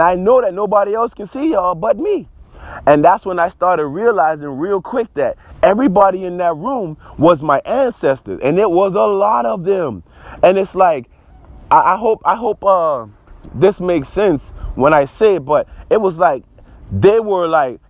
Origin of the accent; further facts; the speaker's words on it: Charleston, South Carolina, United States; I'm from Charleston, South Carolina